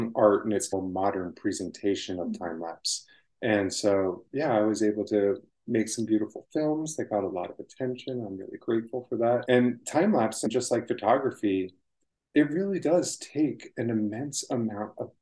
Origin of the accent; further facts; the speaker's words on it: Maryland, United States; moved away as an adult; also born or lived in Yosemite, California; now in California, United States; I grew up in Maryland